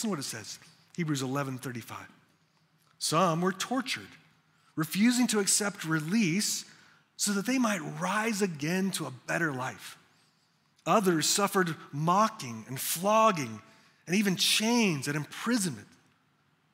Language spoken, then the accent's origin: English; United States